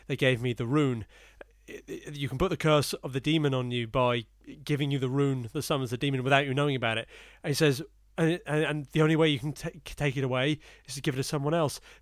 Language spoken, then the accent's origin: English; Portsmouth, South East England, United Kingdom; I was born in Portsmouth